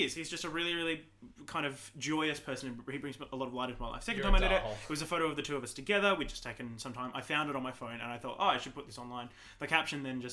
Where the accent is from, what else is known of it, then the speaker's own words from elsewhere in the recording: Toowoomba, Queensland, Australia; I'm born and bred in Toowoomba.